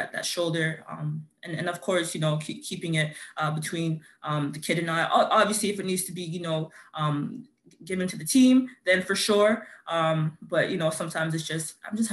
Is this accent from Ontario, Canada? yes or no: yes; Toronto, Ontario, Canada; I grew up in Scarborough, Melbourne